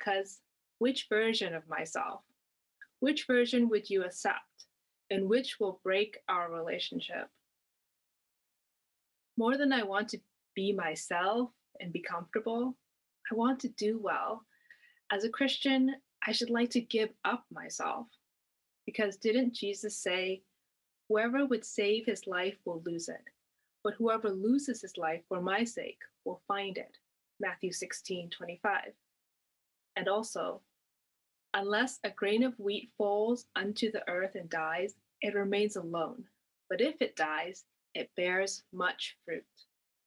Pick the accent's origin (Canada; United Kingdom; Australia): Canada; I had grown up mostly in Canada